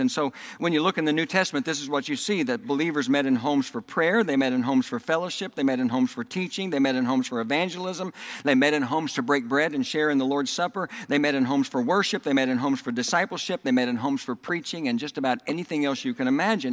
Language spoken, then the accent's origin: English; Oklahoma, United States; accent: Southern; also born or lived in Texas; now in Indiana, United States; I was raised in Oklahoma, and then I moved to Texas, and I lived in Texas for 17 years, and then I moved back to Oklahoma, and I lived there for 10 years, and then I moved here to Indiana